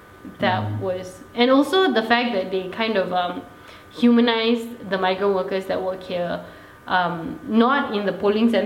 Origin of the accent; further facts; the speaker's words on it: Malaysia; Zan and I, our racial group itself, the mixed marriage kids, are not represented. And we are also Malaysian.